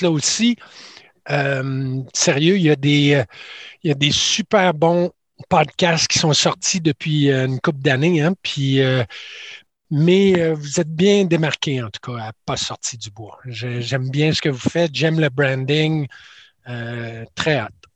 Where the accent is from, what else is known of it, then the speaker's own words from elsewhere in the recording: Quebec City, Quebec, Canada; je viens de Québec